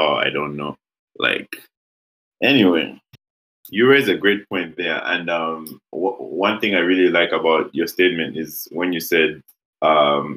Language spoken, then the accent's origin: English; Lusaka, Lusaka Province, Zambia; we are from Lusaka